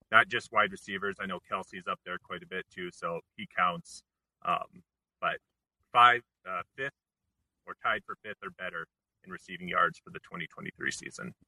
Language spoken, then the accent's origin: English; South Dakota, United States; I grew up in South Dakota